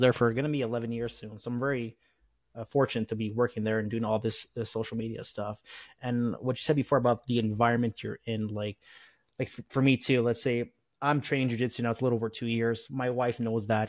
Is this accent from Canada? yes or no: yes; Canada; being Canadian